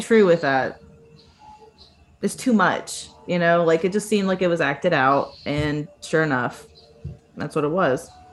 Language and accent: English; the South, United States; also born or lived in Chicago; I'm from the South